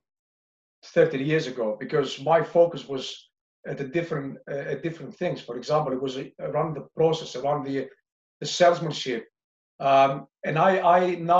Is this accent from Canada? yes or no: no; Greece; moved away as an adult; also born or lived in London, United Kingdom / Singapore; now in United Kingdom; my early years when I moved from Greece to London, to the UK